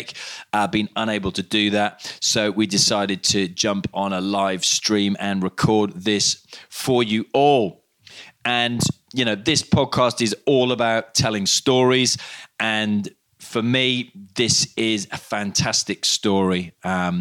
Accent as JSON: {"language": "English", "town": "Cardiff", "region": "Wales", "country": "United Kingdom", "moved": "yes", "said": "I'm originally from Cardiff"}